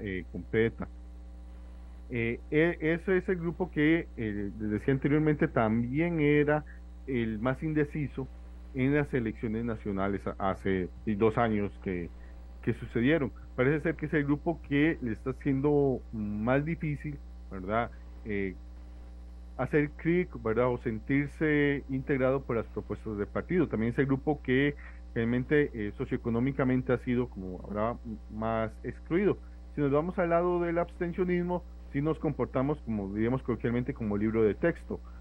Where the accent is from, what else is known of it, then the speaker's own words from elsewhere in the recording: Alajuela, Costa Rica; yo, soy de Alajuela, yo voto en Alajuela